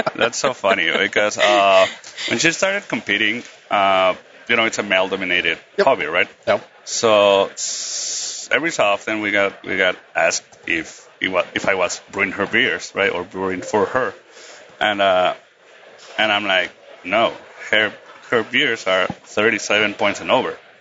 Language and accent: English; Tijuana, Baja California, Mexico; I'm a homebrewer from Tijuana